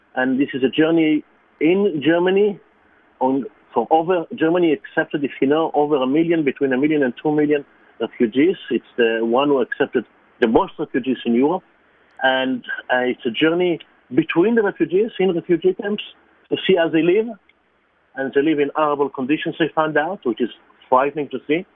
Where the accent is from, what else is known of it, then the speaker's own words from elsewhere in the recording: Israel; English is a second language; moved away; I was born in Israel, I'm Jewish